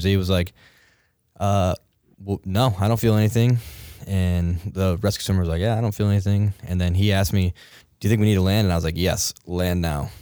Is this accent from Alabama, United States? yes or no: no; Massachusetts, United States; moved away as an adult; also born or lived in Kodiak, Alaska; I'm actually from Massachusetts.